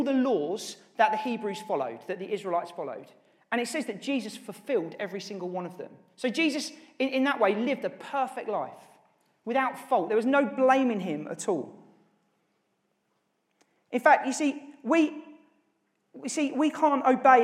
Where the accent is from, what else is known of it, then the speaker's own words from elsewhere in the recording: Norwich, East of England, United Kingdom; who actually I grew up with in Norwich